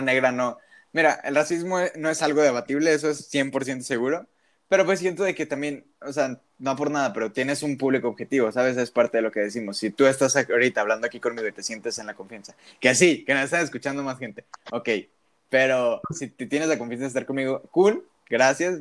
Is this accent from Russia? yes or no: no; Mexico; tú y yo como mexicanos